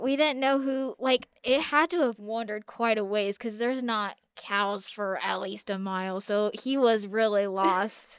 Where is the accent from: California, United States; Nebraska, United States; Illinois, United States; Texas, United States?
Nebraska, United States; Raymond; I'm from Raymond, Nebraska, which is just outside of Lincoln.